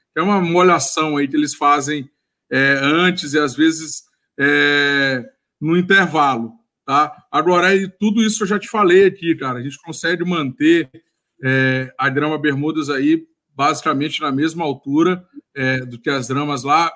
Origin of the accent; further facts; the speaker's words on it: Maranhão, Brazil; moved away as an adult; also born or lived in Rio de Janeiro; eu sou maranhense, eu formei lá na Universidade é, Estadual do Maranhão.